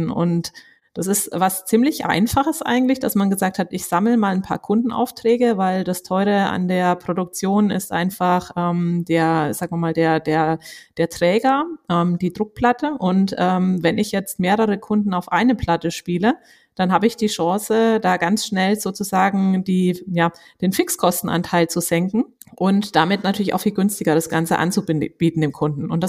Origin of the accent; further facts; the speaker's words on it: Würzburg, Bavaria, Germany; an meiner Aussprache, ähm, haben wahrscheinlich viele gemerkt. Ähm, ich bin wirklich absolute Fränkin. Ich bin in Würzburg geboren, zur Schule gegangen, habe Abi gemacht und sogar noch studiert